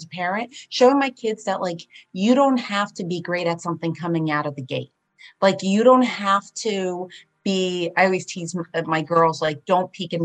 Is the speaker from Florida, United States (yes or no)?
no; New Jersey, United States; first language Polish; English is a second language; also born or lived in Bronx, New York; I ended up working at the cultivation site here in New Jersey in my hometown